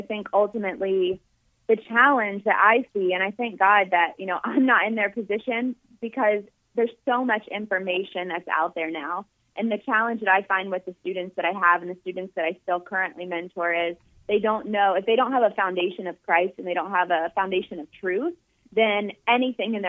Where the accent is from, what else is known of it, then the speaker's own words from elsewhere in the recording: Jacksonville, Florida, United States; I worked in sports for about 2 years in my hometown in Jacksonville, Florida